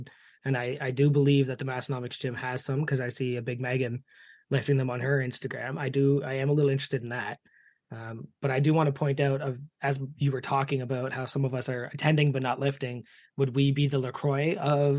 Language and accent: English; Canada; accent: East Coaster; As a Canadian